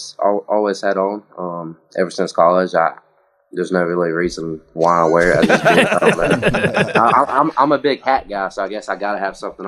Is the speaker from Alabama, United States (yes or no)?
yes; Alabama, United States; born or raised there; moved away as an adult; now in Pittsburgh, United States